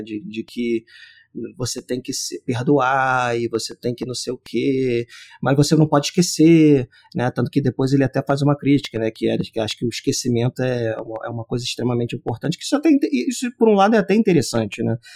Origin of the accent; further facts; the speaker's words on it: Brazil; nós que somos brasileiros